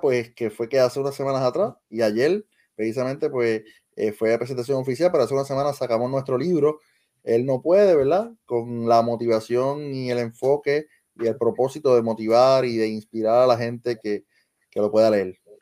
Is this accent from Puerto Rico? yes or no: yes; Lajas, Puerto Rico; la Escuela Superior de Lajas, que es mi pueblo natural